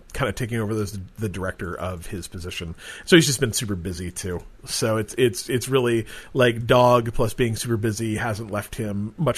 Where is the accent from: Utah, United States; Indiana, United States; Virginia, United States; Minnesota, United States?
Utah, United States; growing up in Utah